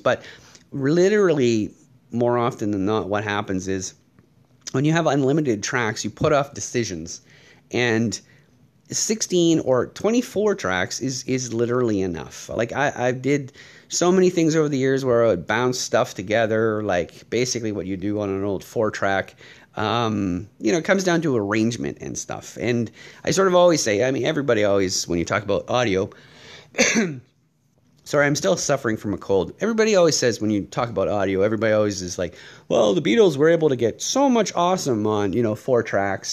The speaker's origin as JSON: {"language": "English", "country": "Canada"}